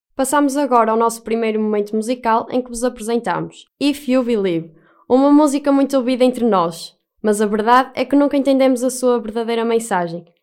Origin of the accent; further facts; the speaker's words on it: Castelo de Paiva, Aveiro District, Portugal; sou de Castelo de Paiva, mais propriamente da paróquia de São Miguel de Bairros.